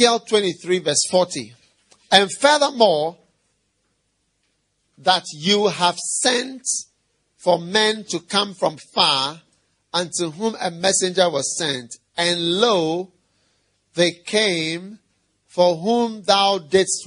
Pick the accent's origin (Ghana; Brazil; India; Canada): Ghana; I am a Ghanaian, and the church was started from Ghana